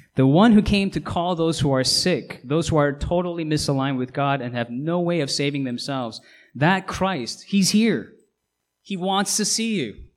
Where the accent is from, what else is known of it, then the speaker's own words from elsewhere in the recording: Seoul, South Korea; now in United States; I'm a US citizen, I wasn't born here. I was born in South Korea. I was born in Seoul